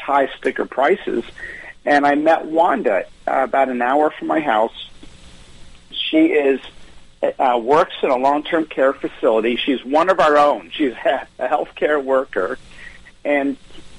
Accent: near the Amish country of Pennsylvania, United States; growing up near the Amish country of Pennsylvania

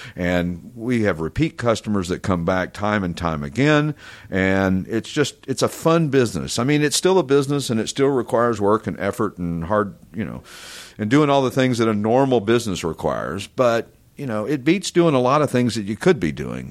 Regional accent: East Tennessee, United States; moved away as an adult; also born or lived in Branson, Missouri; growing up in East Tennessee, there was a lot of cool cars

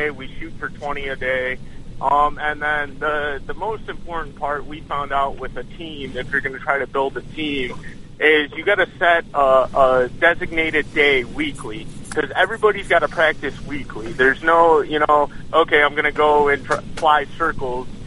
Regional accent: Cleveland, Ohio, United States; we're we're always we're we're from Cleveland, so there's always an year.

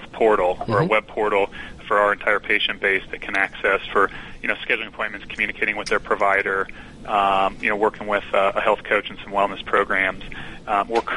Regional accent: Midwest, United States

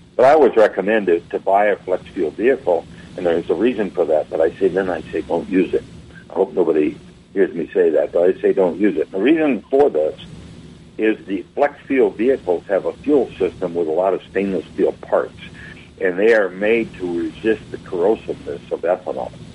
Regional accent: Wisconsin, United States; now in Florida, United States; I'm from Wisconsin originally

